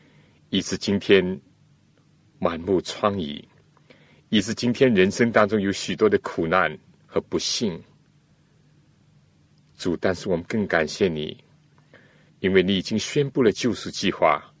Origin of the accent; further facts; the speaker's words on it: China; 我们中国人呢，都喜欢选择一个吉利的日子来举行婚礼。